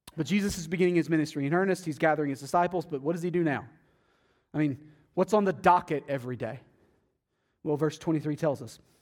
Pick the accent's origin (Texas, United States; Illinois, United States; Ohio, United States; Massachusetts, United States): Texas, United States; Athens; moved away; my hometown in Athens, Texas